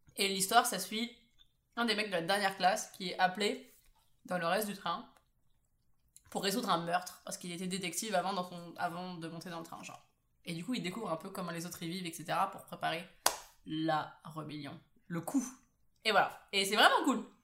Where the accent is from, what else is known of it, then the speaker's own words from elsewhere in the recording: Paris, Île-de-France, France; je viens de Paris